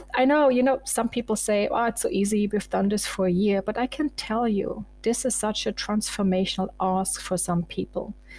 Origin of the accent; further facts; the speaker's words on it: eastern Germany, Germany; now in Munich, Germany; I was born in Eastern Germany and I was once a refugee from East to West Germany